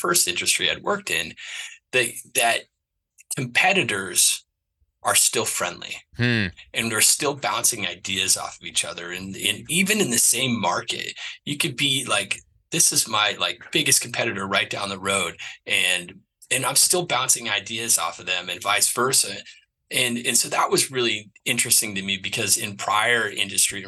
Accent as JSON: {"language": "English", "region": "New England", "country": "United States", "also_born_or_lived": "Chattanooga, Tennessee", "said": "I'm from New England."}